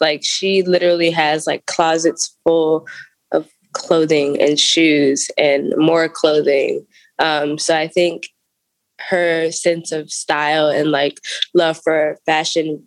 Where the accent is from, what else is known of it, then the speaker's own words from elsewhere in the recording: Washington, District of Columbia, United States; also born or lived in Clinton, North Carolina; So I'm from Clinton, North Carolina, but I grew up in Washington, D.C.